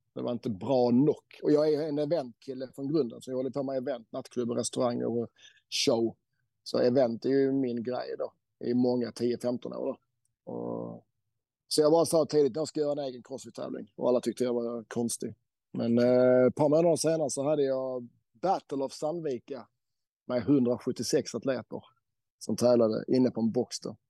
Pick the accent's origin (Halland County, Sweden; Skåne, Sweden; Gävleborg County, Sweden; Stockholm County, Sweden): Skåne, Sweden; Helsingborg; now in Norway; Jag bor ju i Norge även om jag är svensk skåning, helsingborgare.